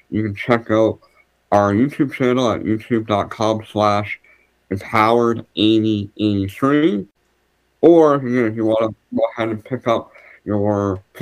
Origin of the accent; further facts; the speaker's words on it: Canada; I'm a Canadian